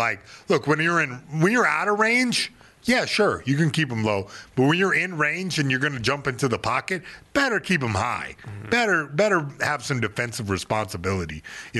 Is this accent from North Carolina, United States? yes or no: yes; Fayetteville, North Carolina, United States; now I made peace where I came from Fayetteville, North Carolina.